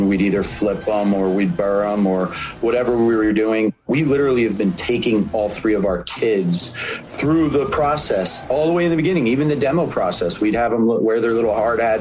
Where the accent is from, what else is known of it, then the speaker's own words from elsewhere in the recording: Philadelphia, Pennsylvania, United States; Born and raised in Philadelphia in the inner city